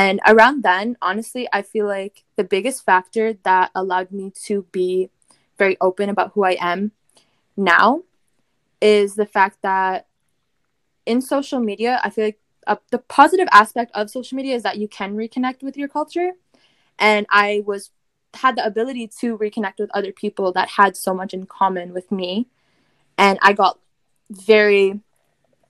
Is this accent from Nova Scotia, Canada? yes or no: no; Windsor, Ontario, Canada; I am Canadian. I did grow up in Canada, but my roots originate from Punjab